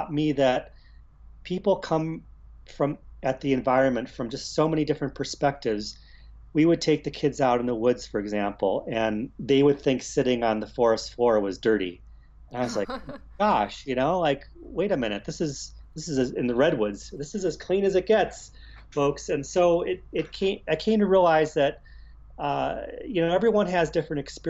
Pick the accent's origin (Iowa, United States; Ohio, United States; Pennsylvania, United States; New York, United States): Ohio, United States; Cleveland; moved away as an adult; also born or lived in California; Growing up in Cleveland